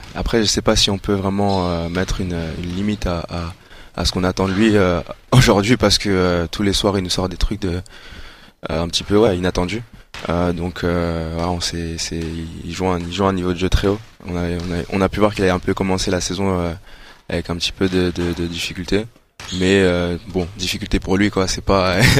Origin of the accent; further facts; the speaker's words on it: Rwanda; moi je suis rwandais